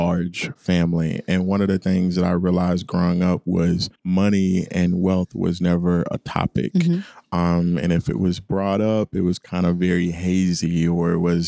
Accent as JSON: {"language": "English", "town": "Garland", "region": "Texas", "country": "United States", "tie": "born or raised there", "said": "Grew up in Dallas in a suburb outside of Dallas called Garland, Texas"}